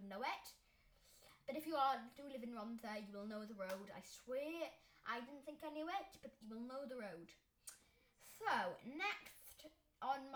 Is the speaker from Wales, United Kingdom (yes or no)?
yes; Wales, United Kingdom; I'm from Wales.